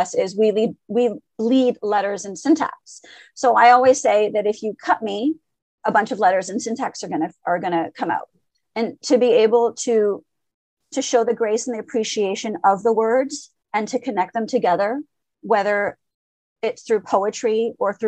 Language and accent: English; Montreal, Quebec, Canada; first language French; English is a second language; also born or lived in Lebanon / Syria / Paris; I was born in Lebanon, and my parents immigrated to Canada when I was 2.5. Basically what happened is we went from Lebanon to Syria to Paris. We were in Paris for 6 months and then moved to Montreal